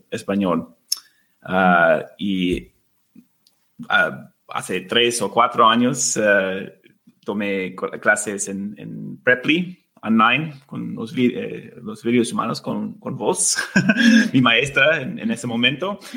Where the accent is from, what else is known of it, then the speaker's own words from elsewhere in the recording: California, United States; Spanish is a second language; also born or lived in Argentina / Mexico; now in Spain; y ahora vivimos en España, pero hemos vivido en Argentina y México y yo crecí en los Estados Unidos, en muchos estados. Eh, pasé mucho tiempo en California, por ejemplo.